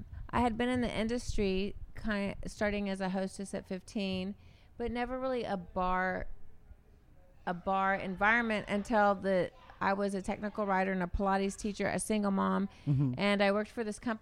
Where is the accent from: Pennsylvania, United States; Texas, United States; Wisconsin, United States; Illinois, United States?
Texas, United States; Houston; moved away as an adult; now in Austin, United States; I grew up in Houston